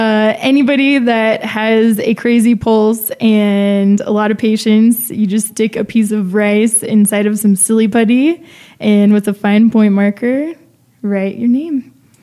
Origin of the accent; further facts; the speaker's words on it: San Diego, California, United States; moved away as an adult; also born or lived in El Paso, Texas / Santa Barbara, California / New York; now in Mexico City, Mexico; I was born in the border town of El Paso, Texas. My grandmother was born in Juarez. I grew up in San Diego, another ciudad frontera.